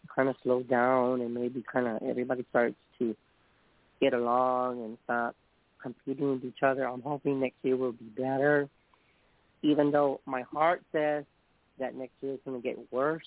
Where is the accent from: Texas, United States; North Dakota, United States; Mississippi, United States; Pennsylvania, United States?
Texas, United States; San Antonio; I'm from San Antonio